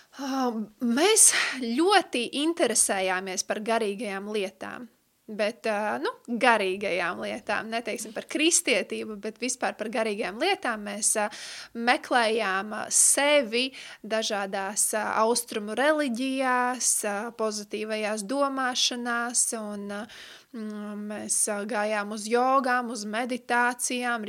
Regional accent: Riga, Latvia; esmu no Rīgas

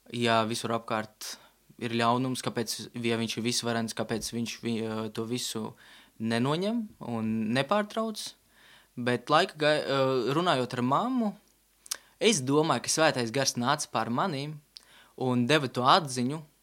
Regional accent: Riga, Latvia; Es nāku no Rīgas

